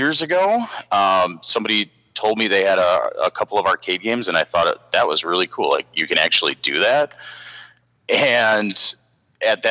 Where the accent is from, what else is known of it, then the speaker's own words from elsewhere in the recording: Milwaukee, Wisconsin, United States; I am a Milwaukee native myself. Haven't really left